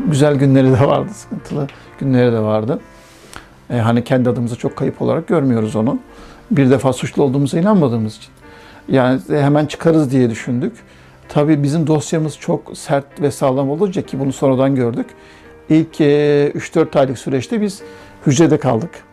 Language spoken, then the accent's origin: Turkish; Uşak, Uşak Province, Turkey; moved away as an adult; also born or lived in Kazakhstan / Casablanca, Morocco; now in Germany; Uşaklıyım, inşaat mühendisiyim.